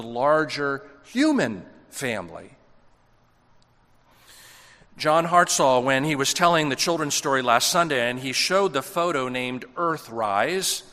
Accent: United States; It's not that being American isn't something that's embedded into our identity

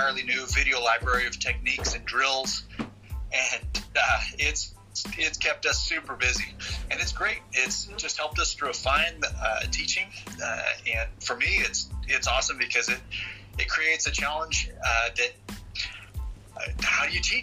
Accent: Bend, Oregon, United States; moved away as an adult; also born or lived in Rio de Janeiro State, Brazil / Southern California; Here in my hometown of Bend, Oregon, in Kempo Karate

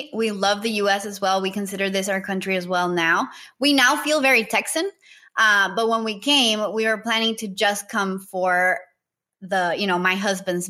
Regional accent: Nicaragua; also born or lived in Costa Rica; I am originally from Nicaragua.

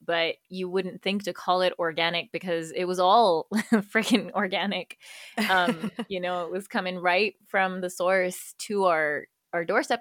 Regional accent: Karachi, Sindh, Pakistan; moved away as an adult; also born or lived in United States; now in Freiburg, Germany; I am Pakistani American, born in the U S, raised in Karachi, Pakistan

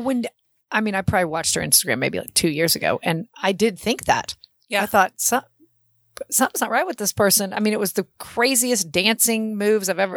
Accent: Oklahoma City, Oklahoma, United States; I said Oklahoma City

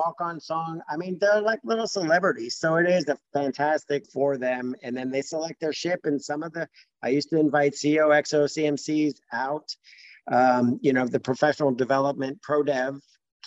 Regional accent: Fort Lauderdale, Florida, United States; moved away as an adult; I grew up in Fort Lauderdale, Florida

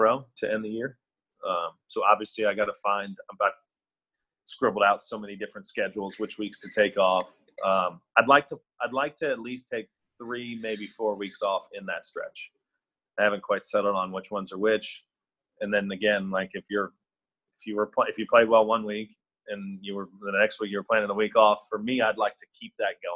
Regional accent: Kansas City, Missouri, United States; also born or lived in Philadelphia area; now in Dallas, United States; I grew up in Kansas City and I'm down in Dallas now

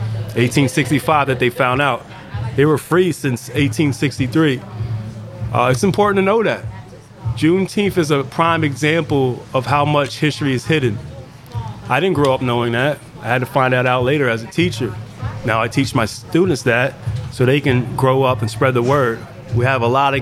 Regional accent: Pottstown, Pennsylvania, United States; I'm from Penn Village Projects right up the road

